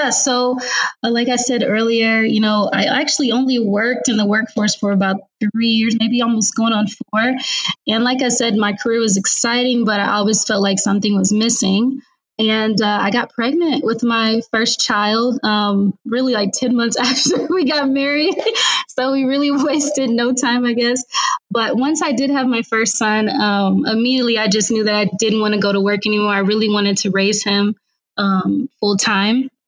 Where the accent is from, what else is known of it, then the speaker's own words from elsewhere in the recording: Indianapolis, Indiana, United States; also born or lived in San Diego; now in Austin, United States; I'm originally from Indianapolis, Indiana.